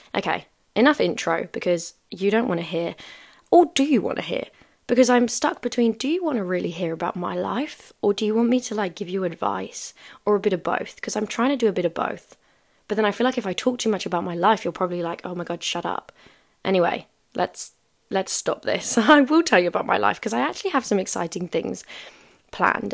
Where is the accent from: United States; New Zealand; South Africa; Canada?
South Africa; moved away; I haven't been back home in five years